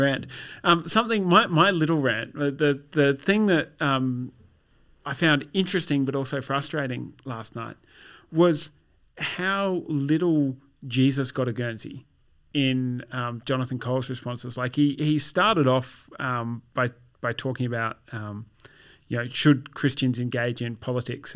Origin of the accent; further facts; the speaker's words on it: Australia; My, my experience of being Australian is pretty well indistinguishable from your average person of Anglo British origin, but all of my family, family roots are Germanic.